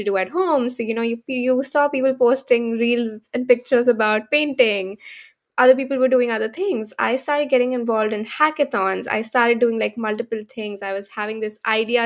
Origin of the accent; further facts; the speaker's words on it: India; moved away as an adult; now in San Francisco, United States; I come from India, born and brought up in India, and moved to the US only 3 years ago